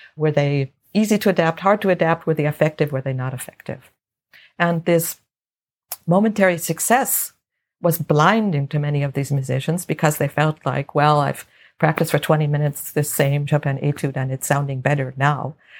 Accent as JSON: {"language": "English", "town": "Los Angeles", "region": "California", "country": "United States", "tie": "born or raised there", "said": "I grew up in Los Angeles"}